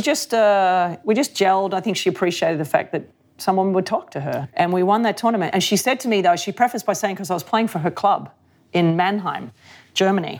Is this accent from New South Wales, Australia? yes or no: yes; Sydney, New South Wales, Australia; I grew up in Sydney, um, the beaches of Sydney.